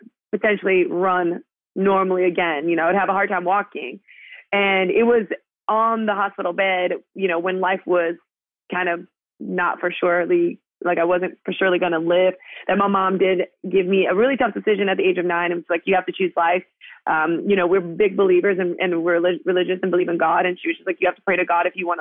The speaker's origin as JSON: {"language": "English", "town": "Miami", "region": "Florida", "country": "United States", "tie": "born or raised there", "said": "I'm from Miami"}